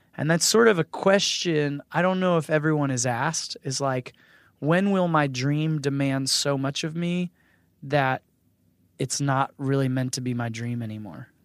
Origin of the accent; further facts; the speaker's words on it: Northern Virginia, United States; I grew up in Northern Virginia.